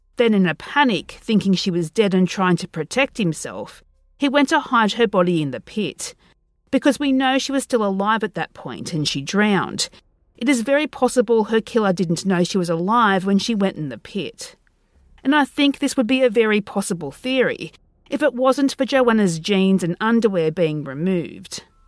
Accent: Australia; being Australian

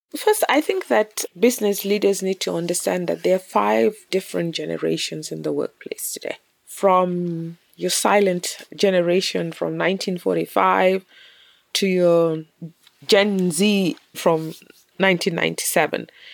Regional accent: Kenya; also born or lived in South Sudan; I was born in South Sudan, of South Sudanese parents, and we had to leave when I was really very little because of war, and I grew up in Kenya

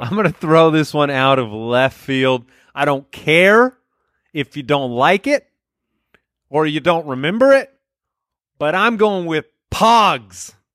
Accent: Arizona, United States; we grew up in Arizona where it was one hundred twenty degrees outside

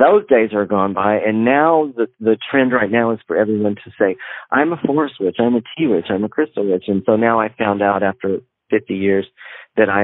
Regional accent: Northeast Texas, United States; I grew up in Northeast Texas, where everybody was Christian and went to the little church down the road.

